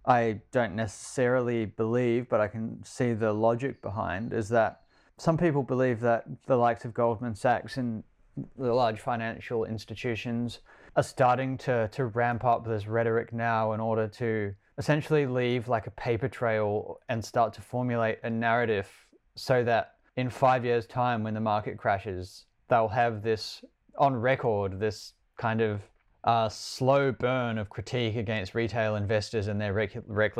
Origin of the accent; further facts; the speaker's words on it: New Zealand; moved away as an adult; now in Australia; I was born in Australia, but as a New Zealand citizen, and then I grew up in New Zealand after moving there as a child, and now I've moved back to Australia and have lived here for 8 or 9 years or something.